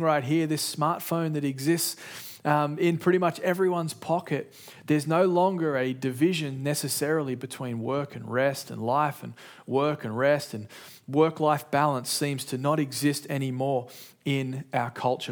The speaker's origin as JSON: {"language": "English", "town": "Sydney", "region": "New South Wales", "country": "Australia", "tie": "born or raised there", "said": "in my house, growing up in Sydney, Australia"}